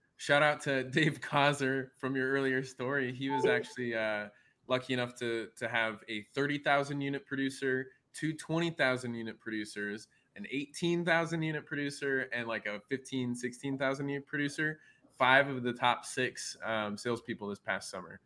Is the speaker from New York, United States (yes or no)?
no; Nebraska, United States; my home state